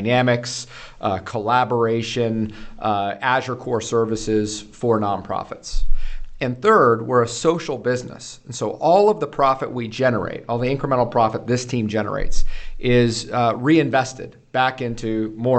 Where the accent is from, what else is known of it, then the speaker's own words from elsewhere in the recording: Washington, United States; Born and raised in Washington, a United States Marine, proudly served, University of Washington